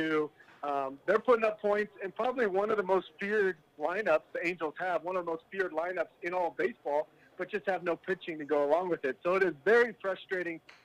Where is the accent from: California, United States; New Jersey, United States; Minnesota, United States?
California, United States; Brea; now in Reno, United States; growing up in Orange County, honestly, it was great being, you know, in the California weather